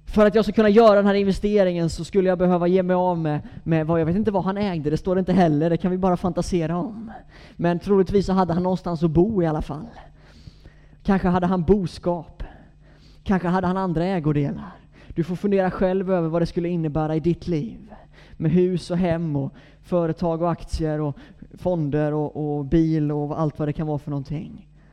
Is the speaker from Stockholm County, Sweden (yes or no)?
no; Gnosjö, Jönköping County, Sweden; now in Gothenburg, Sweden; Jag är Gnosjöbo från början, så att jag är bördig från bygden